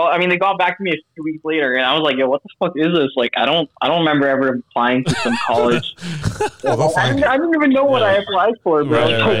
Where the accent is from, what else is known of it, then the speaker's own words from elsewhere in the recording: Lebanon; now in Toronto, Canada; I'm 21 years old. I'm from Lebanon originally, but I live in Toronto.